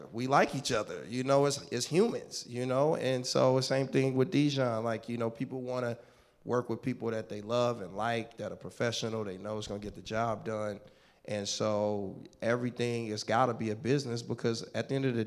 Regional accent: Richmond, California, United States; I grew up in the Bay Area, a place called Richmond, California

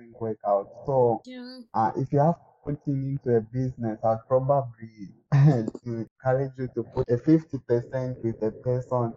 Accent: Zambia; moved away as an adult; now in Moscow, Russia

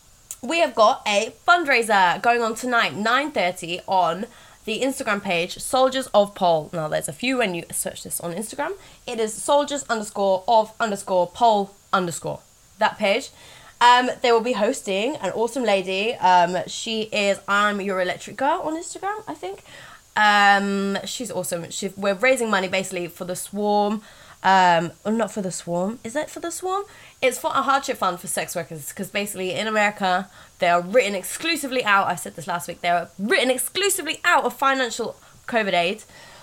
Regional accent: Reading, South East England, United Kingdom; Reading is my hometown. Oh, is it? Yeah, I grew up there.

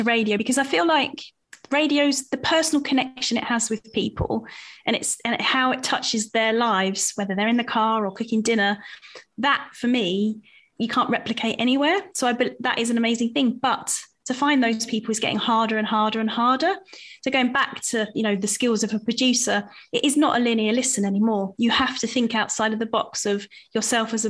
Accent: Southend-on-Sea, East of England, United Kingdom; I grew up in Southend and it is close to London

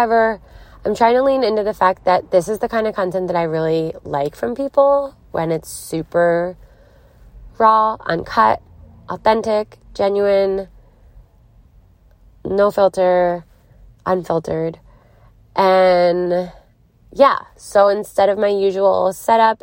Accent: Philadelphia, Pennsylvania, United States; moved away; I'm coming at you from Philadelphia, Pennsylvania. My hometown. Where it all started.

